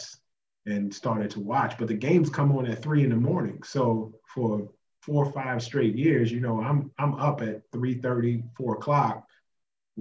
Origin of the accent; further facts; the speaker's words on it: United States; moved away as an adult; I'm from America